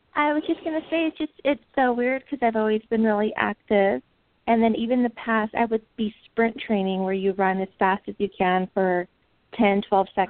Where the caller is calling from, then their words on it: Fullerton, California, United States; I'm calling from Orange County, so Fullerton